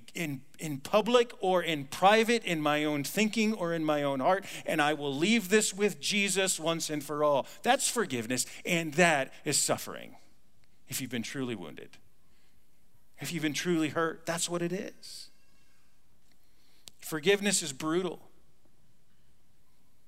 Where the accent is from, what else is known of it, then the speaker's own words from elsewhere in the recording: United States; I'm an American